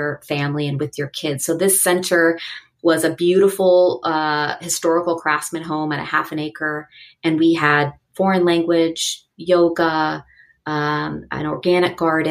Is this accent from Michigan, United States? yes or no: no; Seattle, Washington, United States; born or raised there; moved away as an adult; also born or lived in Los Angeles